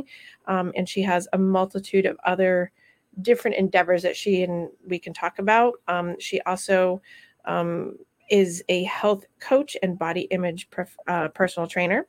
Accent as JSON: {"language": "English", "town": "Rutland", "region": "Vermont", "country": "United States", "tie": "born or raised there", "said": "my hometown and her hometown together in Rutland, Vermont. That's where we grew up together."}